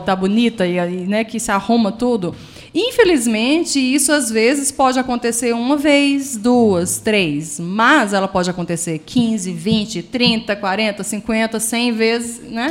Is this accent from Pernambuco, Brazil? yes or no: yes; Recife, Pernambuco, Brazil; moved away as an adult; now in Pedralva, Brazil; eu sou de Recife, porque minha família, a minha mãe era de lá e meu pai era daqui, de Petralva. Então eu me formei lá